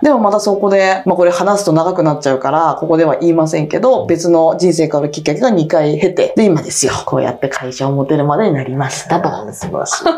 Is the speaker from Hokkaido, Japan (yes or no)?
no; rural Saitama, Japan; 私、埼玉の田舎出身で